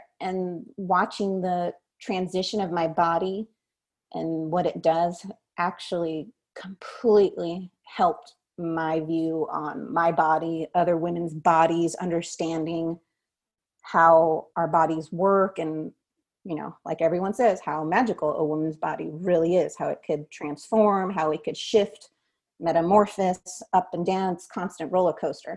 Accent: Southern California, United States; growing up in Southern California in the 90s

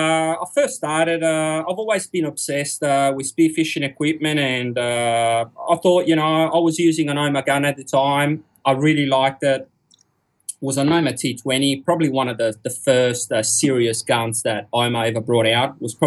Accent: Genoa, Liguria, Italy; now in Australia; I grew up in Genoa, northern Italy. It's a city not far from France, about 2 hours drive, give or take. And that's where I started my diving.

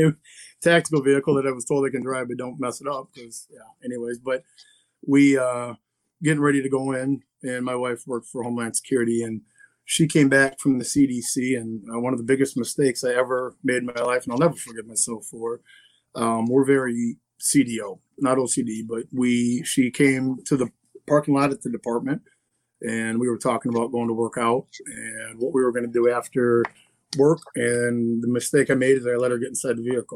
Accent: Lansing, Michigan, United States; I'm from Lansing, Michigan.

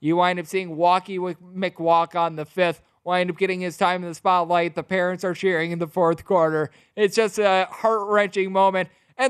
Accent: Big Ten country, Midwest, United States; I'm from Big Ten country

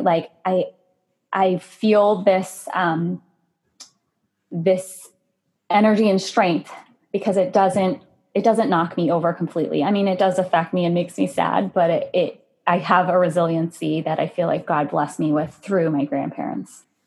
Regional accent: United States; I'm Asian American

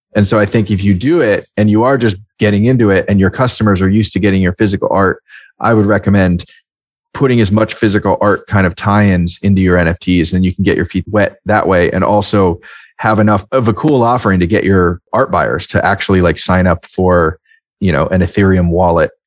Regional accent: Marin County, California, United States; my hometown in Marin County, California

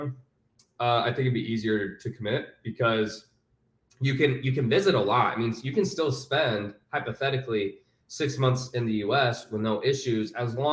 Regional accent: Houston, Texas, United States; also born or lived in Utah; So I was born in Utah, but I moved to Houston when I was like 6 or 7. And then I grew up in Houston my whole life.

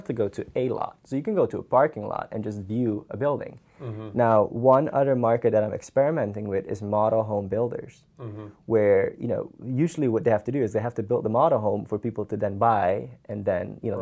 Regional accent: Suriname; first language Dutch; English is a second language; moved away as an adult; now in Tallahassee, United States; I'm from Suriname, South America.

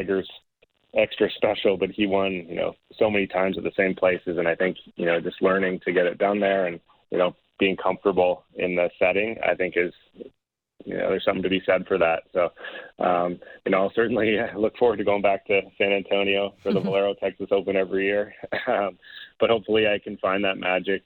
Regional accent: Canada; being a Canadian

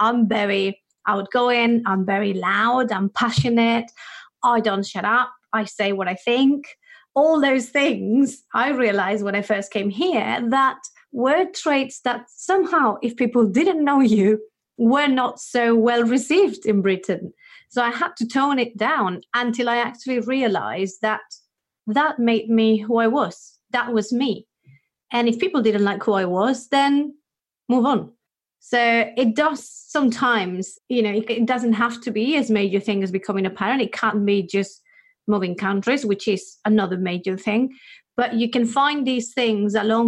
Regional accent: Spain; English is a second language; now in United Kingdom; I'm from Spain

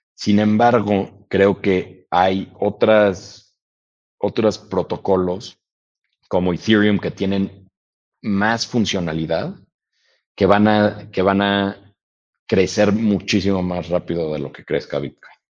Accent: Mexico; also born or lived in United States; todos nosotros como mexicanos

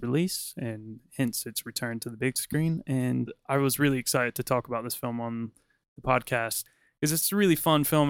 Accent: United States; as an American

